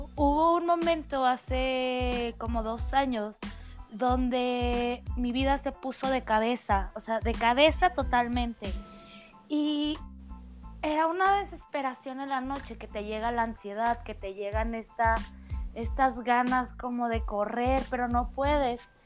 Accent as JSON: {"language": "Spanish", "country": "Mexico", "said": "soy mexicana"}